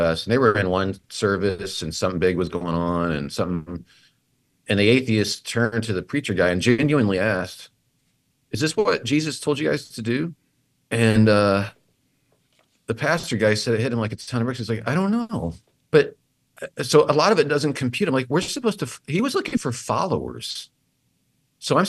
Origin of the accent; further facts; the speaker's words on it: Assumption, Illinois, United States; I'm from Assumption, Illinois